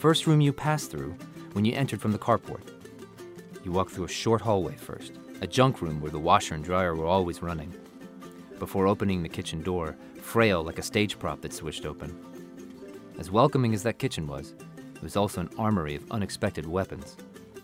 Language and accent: English; the South, United States; first language Spanish; English is a second language; My Spanish is a first language that began to fade during a boyhood in the South